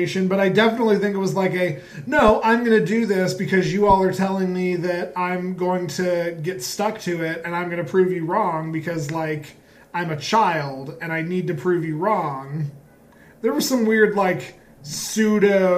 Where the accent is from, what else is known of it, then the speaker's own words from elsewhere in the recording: Colorado, United States; Growing up in Colorado, which did have cold winters and snow and all